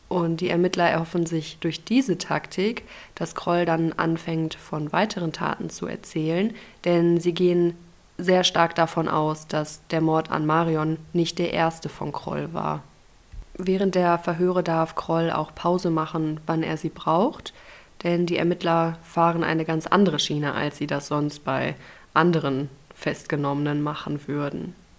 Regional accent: Ruhr area, North Rhine-Westphalia, Germany; meiner Heimat, dem Ruhrgebiet.

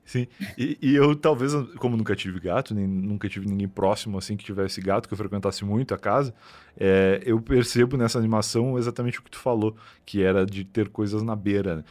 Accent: Rio Grande do Sul, Brazil; now in São Paulo, Brazil; eu saí do Rio Grande do Sul, né, fazendo essas coisas, vir morar em São Paulo

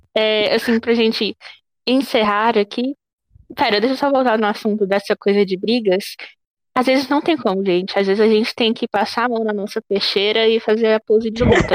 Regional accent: Brazil; eu sou brasileira e não gringa

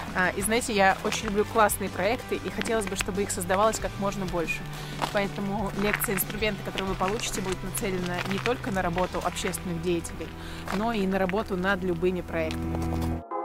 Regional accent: Protvino, Moscow Oblast, Russia; я из Протвино, и я очень люблю этот город

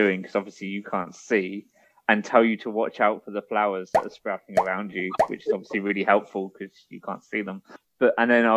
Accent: United Kingdom; I'm British

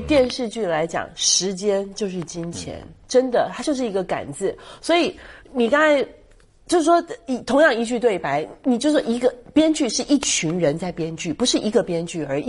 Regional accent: Taiwan; 我们台湾人叫西，西，呃，西瓜靠

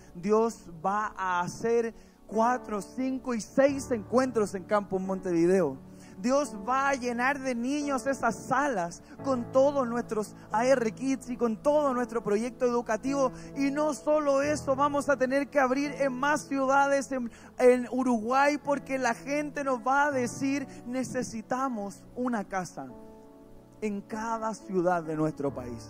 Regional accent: Puente Alto, Santiago Metropolitan Region, Chile; Somos de Puente Alto, nacido y criado

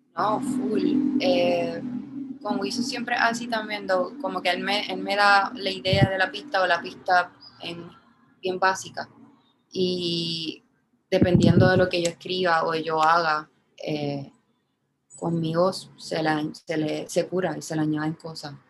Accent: San Juan, Puerto Rico; yo soy de Santurce

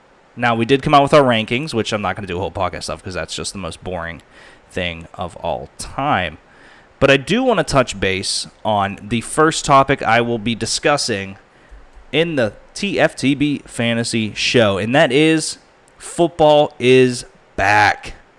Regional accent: Pittsburgh, Pennsylvania, United States; I'm from Pittsburgh.

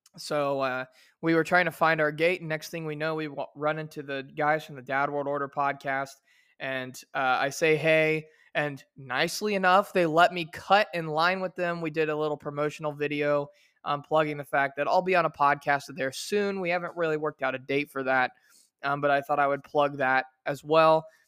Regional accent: Versailles, Indiana, United States; also born or lived in Shreveport, Louisiana; my hometown where I was born and raised of Versailles, Indiana

